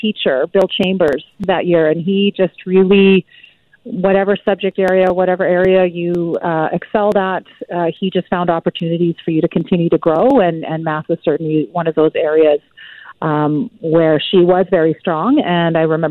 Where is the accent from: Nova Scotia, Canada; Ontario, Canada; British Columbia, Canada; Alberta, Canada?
British Columbia, Canada; Burnaby; growing up in Burnaby